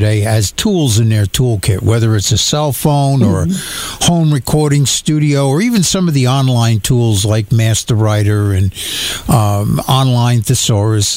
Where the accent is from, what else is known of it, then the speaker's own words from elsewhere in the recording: New York, United States; I'm from New York